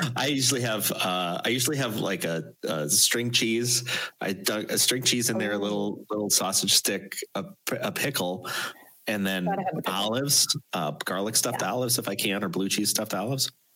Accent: near Chicago, Illinois, United States; I've never made made it outside of my my hometown

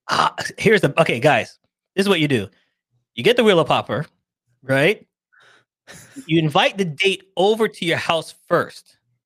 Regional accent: Toronto, Ontario, Canada; I'm from Toronto, Canada

